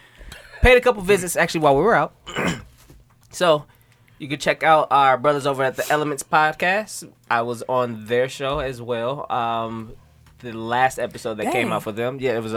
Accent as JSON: {"language": "English", "town": "Milwaukee", "region": "Wisconsin", "country": "United States", "tie": "born or raised there", "said": "I grew up on Villard."}